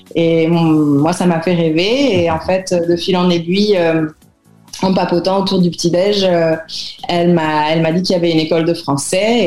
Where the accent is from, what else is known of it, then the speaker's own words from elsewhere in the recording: Paris, Île-de-France, France; moved away as an adult; also born or lived in New Zealand; now in Chile; Paris, où j'avais du mal vraiment à vivre, même si j'ai passé toute mon enfance et mon adolescence là-bas